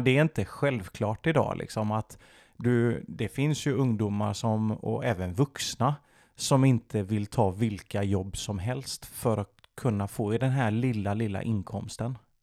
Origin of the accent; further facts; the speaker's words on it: Sweden; jag kan prata svenska och jag är född i Sverige